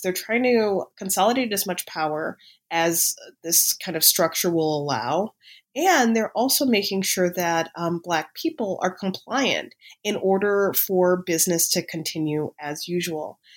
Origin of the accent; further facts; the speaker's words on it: Chicago, Illinois, United States; moved away; when I was a high school student in Chicago